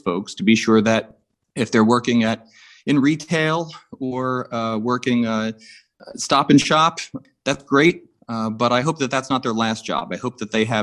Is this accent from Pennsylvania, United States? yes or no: no; Suffolk County, Long Island, New York, United States; moved away; I'm from Suffolk County